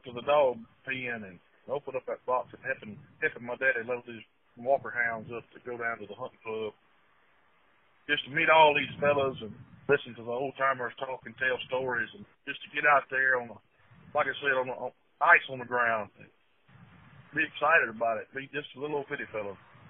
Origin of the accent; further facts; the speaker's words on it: Smithdale, Mississippi, United States; I always tell folks I grew up in Smithdale because nobody really knows where Thompson is, unless you live in Thompson.